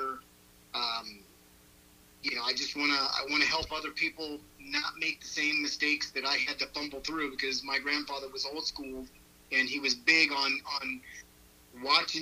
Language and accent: English; Colorado, United States; now in Buckeye, Arizona, United States; I'm from Colorado originally.